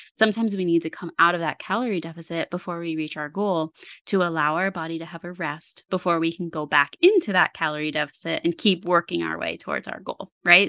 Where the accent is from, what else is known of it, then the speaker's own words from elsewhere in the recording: Parksville, New York, United States; also born or lived in Wurtsboro, New York; I grew up in Sullivan County. I grew up in Parksville, and I currently live in Wurtsboro